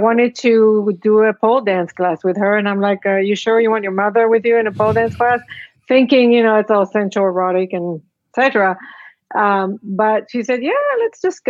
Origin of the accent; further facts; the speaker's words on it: Israel; moved away as an adult; also born or lived in Casablanca, Morocco; I was born in Casablanca, raised in Israel, immigrated here